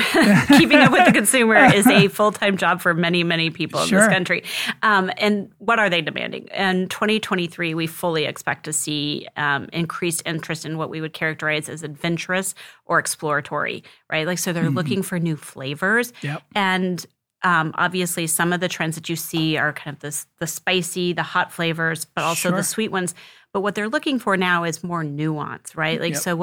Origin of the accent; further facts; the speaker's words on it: Missouri, United States; That particular seminar was very special to me, being a Missouri as my home state.